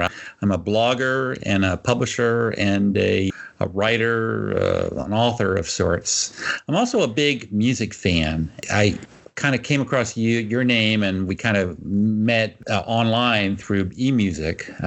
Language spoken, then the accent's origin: English; Houston, Texas, United States; I come from Houston, Texas